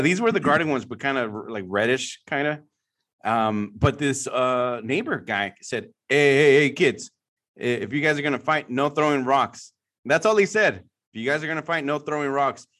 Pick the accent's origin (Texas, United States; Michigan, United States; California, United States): California, United States; San Francisco Bay Area; I'm from the San Francisco Bay Area, obviously, my whole life